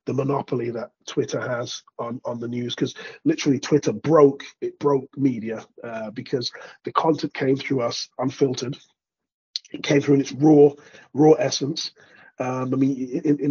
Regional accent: United Kingdom; moved away as an adult; also born or lived in Spain / Greece / Norway / Sweden; now in London, United Kingdom; I was born to Jamaican immigrants here in Britain. I left where I grew up, moved to London. I'm not actually from London

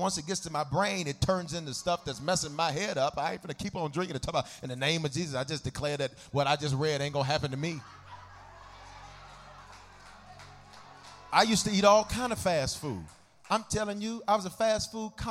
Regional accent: the South, United States; I'm from the South, so we have a special blended tea called sweet tea.

